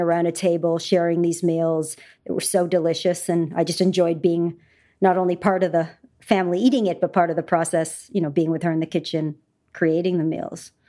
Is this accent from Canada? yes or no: yes; Canada; I grew up in Canada